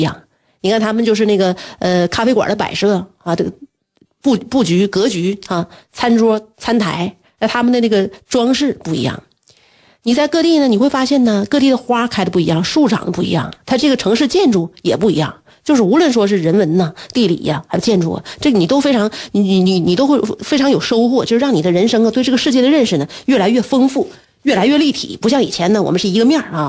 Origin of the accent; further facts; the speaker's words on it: China; 我们本身来自于一个烤串儿大国